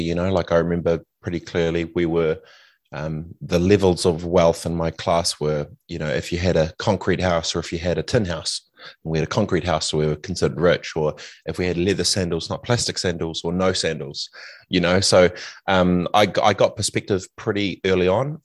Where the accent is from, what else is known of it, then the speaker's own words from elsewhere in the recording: Christchurch, Canterbury, New Zealand; also born or lived in Fiji; growing up in Aranui